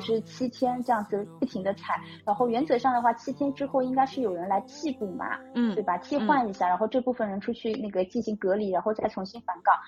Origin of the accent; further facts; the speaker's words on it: Shanghai, China; 我们上海人有情调